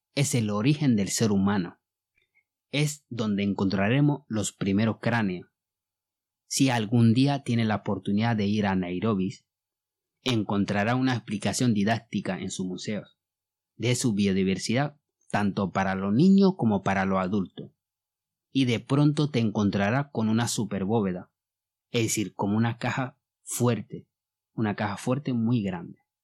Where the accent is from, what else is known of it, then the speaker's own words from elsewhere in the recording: Mali; first language Bambara; Spanish is a second language; moved away as an adult; now in Gran Canaria, Spain; Mi voz viene de Mali. Llevo viviendo en España hace unos 20 años